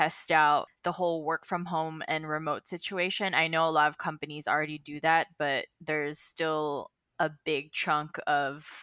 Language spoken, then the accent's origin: English; Philippines; now in Los Angeles, United States; I grew up in the Philippines